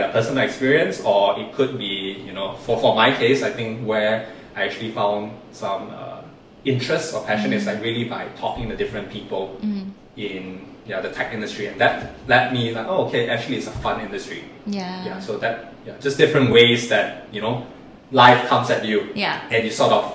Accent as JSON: {"language": "English", "country": "Malaysia", "also_born_or_lived": "Singapore", "said": "it's so proud being Malaysian in Singapore"}